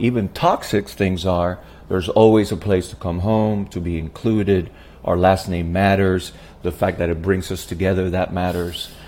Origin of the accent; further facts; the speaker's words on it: Puerto Rico; I was born and raised in Puerto Rico